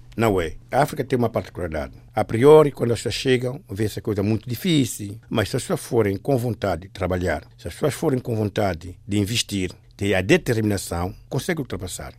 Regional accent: São Tomé & Príncipe; moved away; also born or lived in Equatorial Guinea; eu sou de origem Santo Tomé

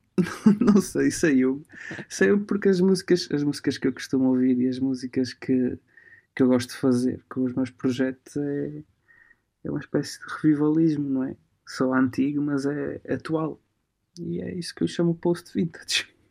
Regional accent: Portugal; also born or lived in Alba Iulia, Transylvania, Romania; nasci na, na zona da Transilvânia e numa, numa, pequena, numa pequena cidade chamada Alba uhum. mas vim para Portugal com 4 meses, ou seja, eu cresci aqui, tenho o carimbo de romeno e tenho assim, mas, mas cresci em Portugal.

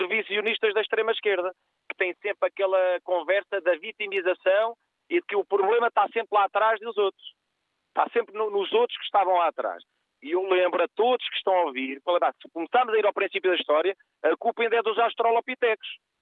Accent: Portugal; also born or lived in Faro; nós todos somos portugueses

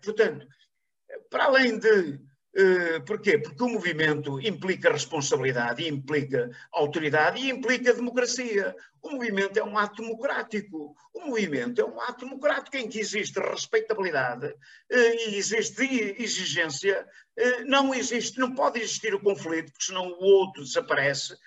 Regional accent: Paços de Ferreira, Porto District, Portugal; aqui na minha terra, aqui em Pasto Ferreira

